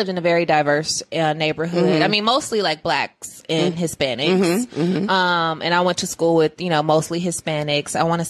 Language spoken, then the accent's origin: English; Inglewood, California, United States; now in Atlanta, United States; I was born in California. Mm. Inglewood, California.